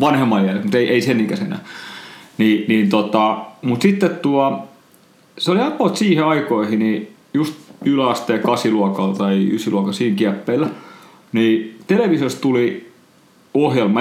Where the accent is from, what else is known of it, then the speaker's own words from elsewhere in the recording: Noormarkku, Satakunta, Finland; mä oon siis kotoisin Noormarkusta